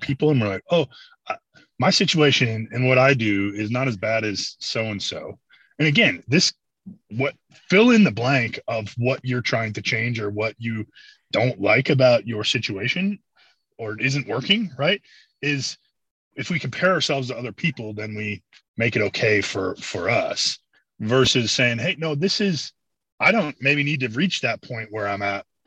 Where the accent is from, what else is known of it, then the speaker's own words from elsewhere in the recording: Midwest, United States; we're from the Midwest